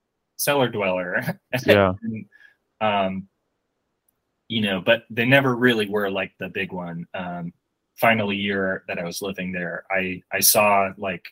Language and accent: English; Burlington, Vermont, United States; moved away as an adult; also born or lived in Tulsa, Oklahoma; now in Syracuse, United States; I grew up in Burlington, Vermont.